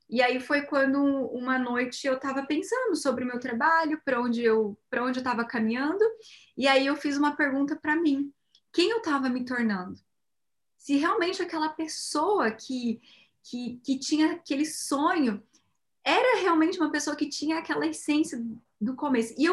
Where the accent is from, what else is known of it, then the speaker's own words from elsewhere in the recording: Cascavel, Paraná, Brazil; moved away as an adult; now in Japan; a gente é de Cascavel, Paraná